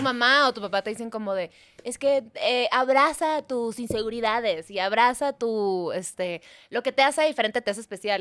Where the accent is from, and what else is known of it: Mexico; also born or lived in Chicago